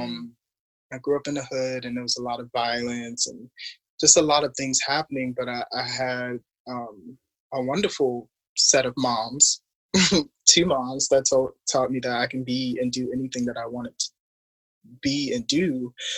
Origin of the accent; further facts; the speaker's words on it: Baltimore, Maryland, United States; also born or lived in Harlem, New York; now in Los Angeles, United States; I'm just this quirky middle child that's from Baltimore